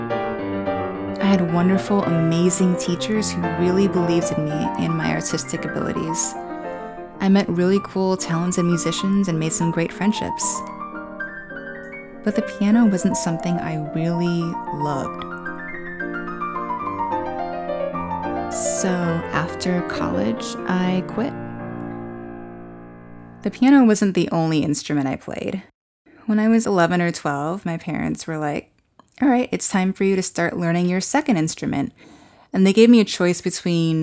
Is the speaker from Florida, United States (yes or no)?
no; South Brunswick, New Jersey, United States; I was born and raised in South Brunswick, New Jersey